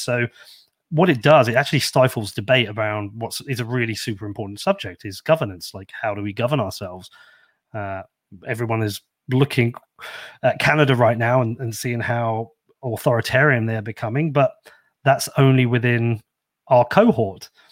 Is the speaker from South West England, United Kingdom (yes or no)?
no; Bedford, East of England, United Kingdom; I'm very proud of this shit little town I'm from. Um, I grew up here